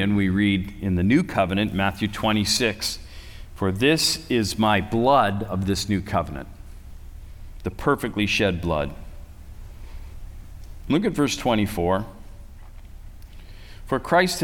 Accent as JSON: {"language": "English", "country": "Canada", "said": "I say I'm from Canada"}